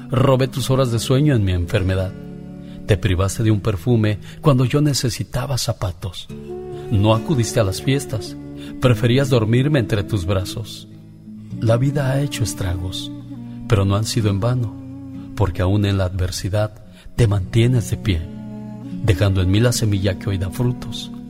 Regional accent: Michoacán, Mexico; moved away; Porque un día salí de Michoacán, pero Michoacán nunca salió de mí.

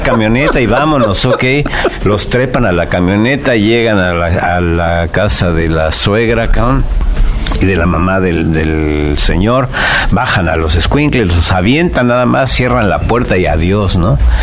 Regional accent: Mexico City, Mexico; born or raised there

